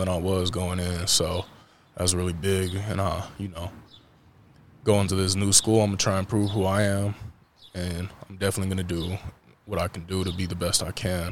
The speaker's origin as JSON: {"language": "English", "region": "Colorado", "country": "United States", "tie": "born or raised there", "also_born_or_lived": "Kearney, Nebraska", "moved": "as an adult", "said": "back in my home state."}